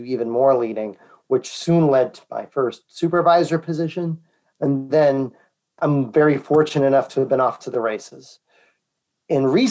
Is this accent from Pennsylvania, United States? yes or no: no; Naperville, Illinois, United States; I'm from Naperville